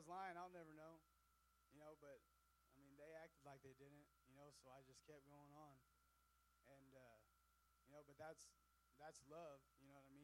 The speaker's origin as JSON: {"language": "English", "town": "Miller", "region": "Missouri", "country": "United States", "tie": "born or raised there", "said": "I'm from Miller, Missouri, a real small town"}